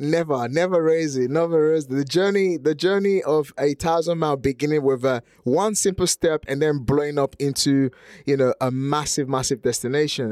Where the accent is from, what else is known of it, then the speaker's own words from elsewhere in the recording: Nigeria; English is a second language; now in United Kingdom; in Nigeria, where I'm from